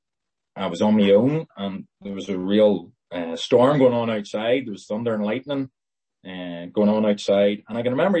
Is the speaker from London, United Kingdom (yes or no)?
no; Lisburn, Northern Ireland, United Kingdom; I was born in Lisburn